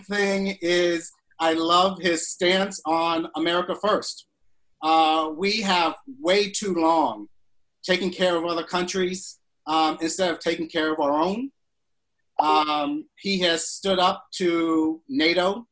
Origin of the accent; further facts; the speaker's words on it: Florida, United States; I'm from Florida